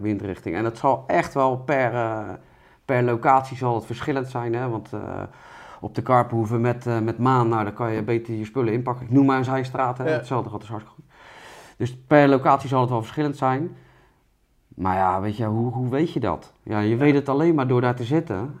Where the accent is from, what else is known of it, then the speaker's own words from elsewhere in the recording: Rotterdam, South Holland, Netherlands; als Rotterdammer